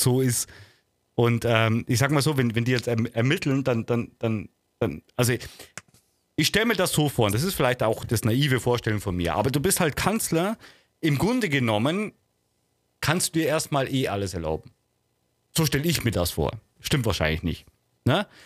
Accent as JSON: {"language": "German", "region": "Bavaria", "country": "Germany", "said": "ich bin Bayer."}